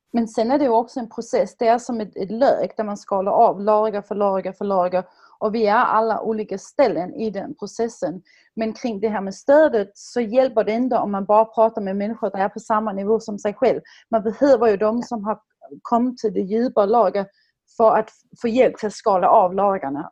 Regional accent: Denmark; now in Sweden; som dansk, som dock bor i Sverige

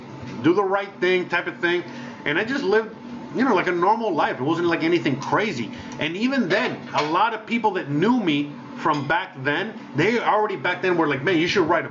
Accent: Miami, Florida, United States; first language Spanish; English is a second language; moved away as an adult; also born or lived in Seattle / California / Las Vegas / Los Angeles; now in Mexico; I was born in the U.S., but I was born in Miami

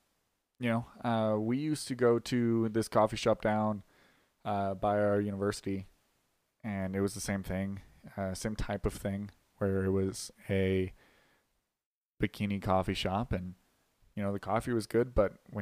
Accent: Las Vegas, Nevada, United States; moved away as an adult; now in Colorado, United States; I'm from Las Vegas originally, but I came out here for college

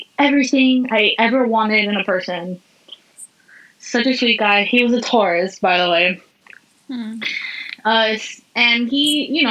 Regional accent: Miami, Florida, United States; I'm originally from Miami, born and raised, but my mom's whole side is Cuban

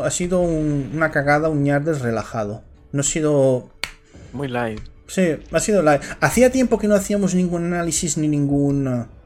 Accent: Valencia, Valencian Community, Spain; yo no soy gallego, soy de Valencia, perdone usted.

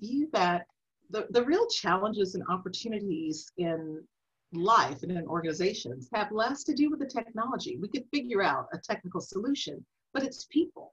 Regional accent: Flint, Michigan, United States; I am from Flint, Michigan

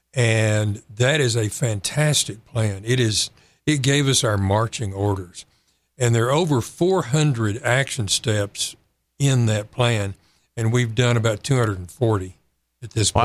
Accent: San Angelo, Texas, United States; moved away as an adult; also born or lived in Waco, Texas / Fort Worth, Texas / Louisville, Kentucky; now in Kerrville, United States; I grew up in San Angelo

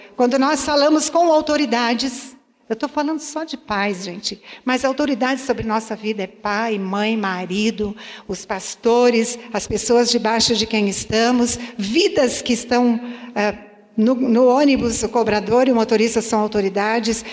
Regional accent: Santa Rosa, Brazil; eu fui criada no interior, em Santa Rosa

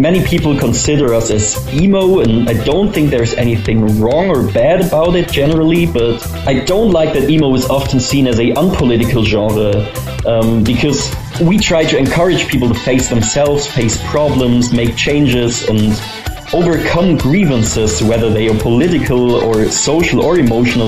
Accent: Freiburg, Baden-Württemberg, Germany; We are a band from Germany, from Freiburg, southern Germany to be exact. And we started the band when we were still in school, 15 years old

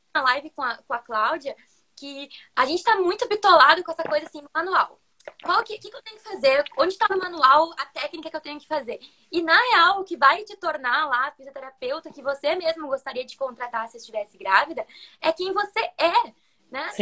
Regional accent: interior of Rio Grande do Sul, Brazil; also born or lived in Porto Alegre; eu sou de Porto Alegre, que é no Rio Grande do Sul. Na real, eu sou do interior do Rio Grande do Sul

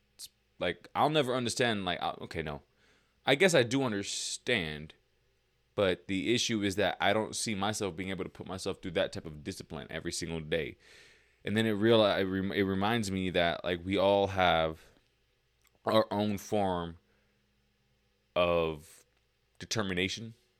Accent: Lancaster, California, United States; also born or lived in Lake Los Angeles, California; I moved from Lake L A to Lancaster

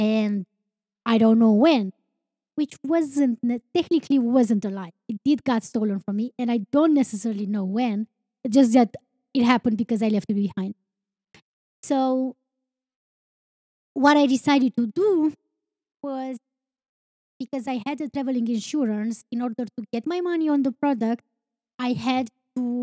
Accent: Romania; I'm not from United States. And he's like, where are you from? And I'm like, Romania

